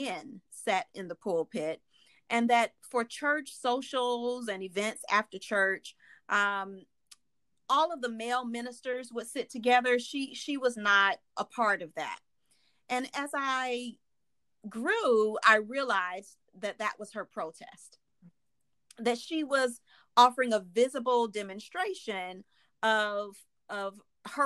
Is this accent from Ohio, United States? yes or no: no; Atlanta, Georgia, United States; I grew up in a Baptist church in the South. I'm from Atlanta